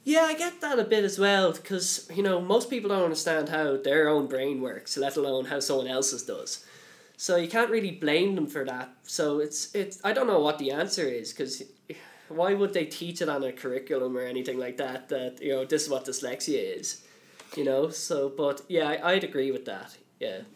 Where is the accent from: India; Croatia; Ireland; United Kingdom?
Ireland; Dublin, Leinster; I'm from Dublin